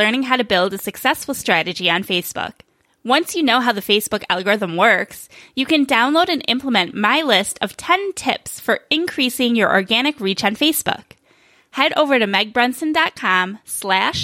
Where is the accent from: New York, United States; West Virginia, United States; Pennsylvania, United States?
New York, United States; now in Phoenix, United States; In Phoenix now, but I was raised in New York winters